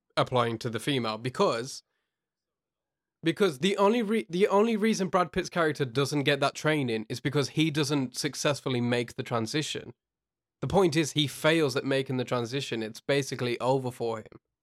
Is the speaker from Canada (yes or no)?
no; United Kingdom; from the U K